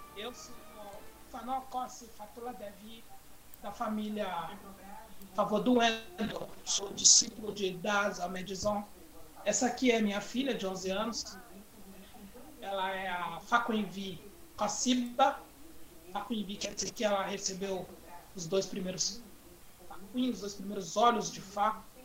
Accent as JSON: {"language": "Portuguese", "town": "Carapicuíba", "region": "São Paulo", "country": "Brazil", "tie": "born or raised there", "said": "nós mudamos de bairro, né, saímos de Santa Terezinha, lá em Carapicuíba, Grande São Paulo, para o Corintinha, mas mais exatamente na Vila Freitas. E nesse bairro Vila Freitas, eu cheguei lá aos 11 anos de idade"}